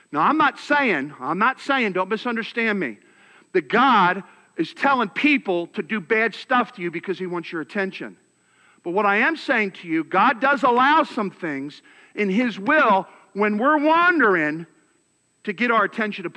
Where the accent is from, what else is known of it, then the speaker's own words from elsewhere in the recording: Philadelphia, Pennsylvania, United States; now in Texas, United States; I'm from Philadelphia